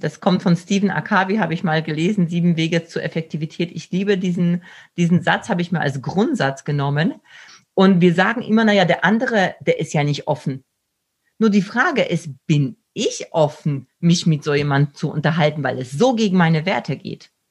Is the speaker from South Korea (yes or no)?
no; Poland; moved away; ich komme selbst aus Polen